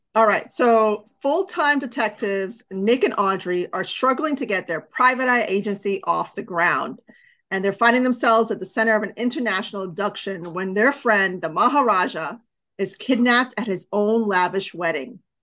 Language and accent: English; India; I'm Indian